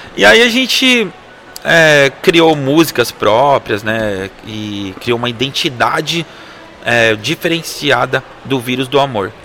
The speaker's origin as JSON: {"language": "Portuguese", "town": "Osasco", "region": "São Paulo", "country": "Brazil", "said": "nós somos de Osasco, né? Somos da cidade de Osasco."}